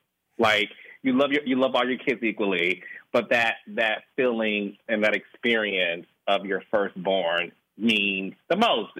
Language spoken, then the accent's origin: English; Detroit, Michigan, United States; born or raised there